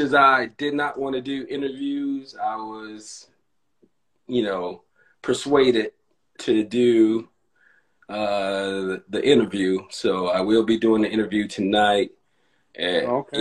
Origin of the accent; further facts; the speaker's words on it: Gary, Indiana, United States; accent: little Southern twang; I came I came from Gary, Indiana, which is in the Midwest